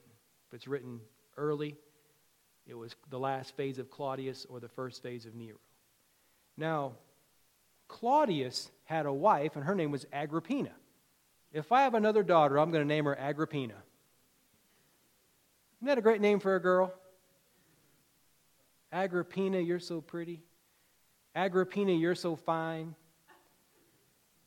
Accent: Virginia, United States; When I was a kid growing up in Virginia

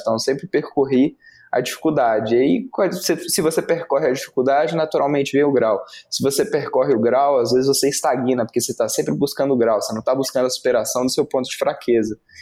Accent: Brasília, Federal District, Brazil; eu sou de Brasília

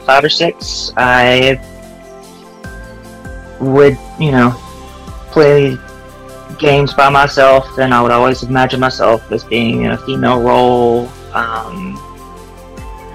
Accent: Louisiana, United States; now in Florida, United States; I'm from Louisiana

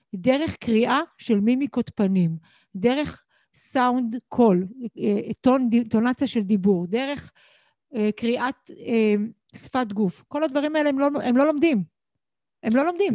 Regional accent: Israel; אני גדלתי, נולדתי בישראל בבית

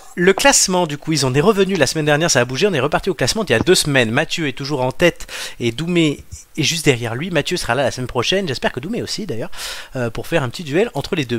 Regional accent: near Mugello, Tuscany, Italy; du Mugello, qui sont donc quasiment de là d'où je viens

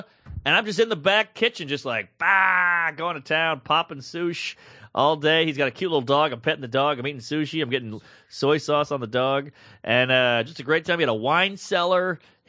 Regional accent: Brooklyn, New York, United States; I'm from Brooklyn.

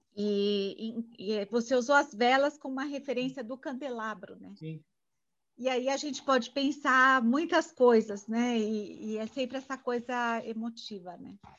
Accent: Brazil; eu sou brasileira, nasci aqui

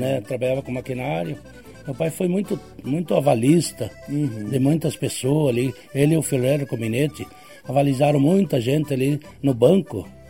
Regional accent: Camargo, Rio Grande do Sul, Brazil; moved away; also born or lived in Santo Antônio do Sudoeste, Paraná / São Pedro do Florido, Paraná; Eu nasci em Soledade. Ah, o nome do lugar é Camargo. Camargo é para frente de, de Marau, Vila Maria Camargo

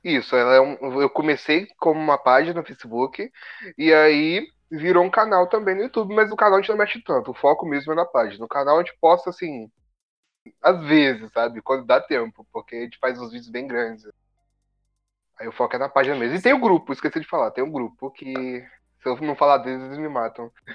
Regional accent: Minas Gerais, Brazil; now in Rio de Janeiro, Brazil; Eu tava em Minas ainda, eu sou mineiro

